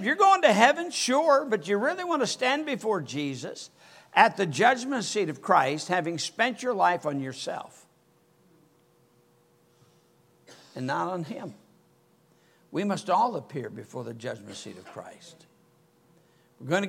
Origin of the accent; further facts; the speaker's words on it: Michigan, United States; moved away; I was a Yankee. I was from Michigan